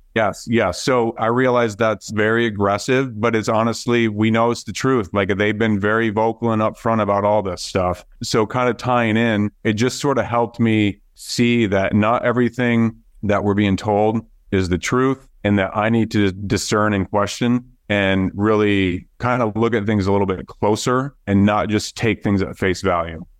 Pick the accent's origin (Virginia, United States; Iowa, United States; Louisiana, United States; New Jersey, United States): Iowa, United States; moved away as an adult; now in Florida, United States; we grew up there in Iowa